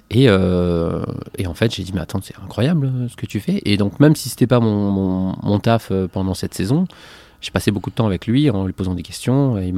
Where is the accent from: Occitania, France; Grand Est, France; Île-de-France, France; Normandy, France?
Occitania, France; Montpellier; moved away as an adult; now in Marseille, France; Moi, je suis né près de Montpellier. Ok, d'accord. Et j'ai vécu ben, quasiment mes 25 premières années à Montpellier, en bougeant très peu.